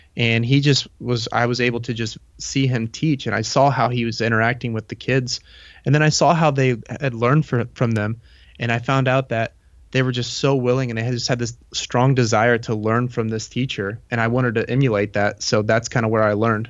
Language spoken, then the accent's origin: English; Indiana, United States; I was born in Indiana and I've lived here my whole life